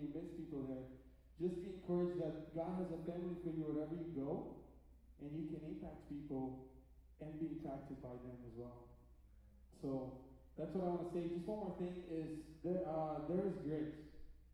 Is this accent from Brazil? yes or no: yes; Brazil; moved away; I'm from Brazil originally